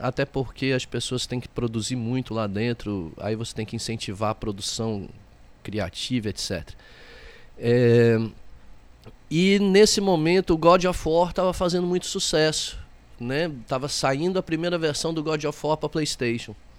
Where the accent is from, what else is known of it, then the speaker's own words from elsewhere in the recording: south of Minas Gerais, Brazil; now in Olinda, Brazil; eu sou do sul de Minas Gerais, é, mas saí de lá muito jovem e percorri muitos lugares